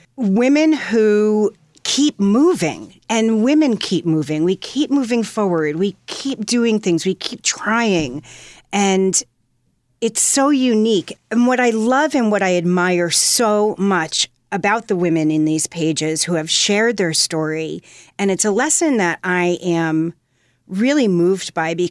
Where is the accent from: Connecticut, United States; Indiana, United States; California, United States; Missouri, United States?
Connecticut, United States; Fairfield County; I grew up in Fairfield County, Connecticut